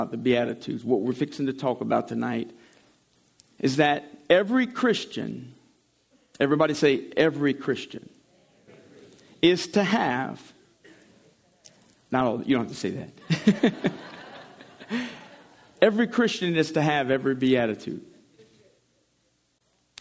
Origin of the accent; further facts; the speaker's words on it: St. Amant, Louisiana, United States; I'm from Saint-Amand, Louisiana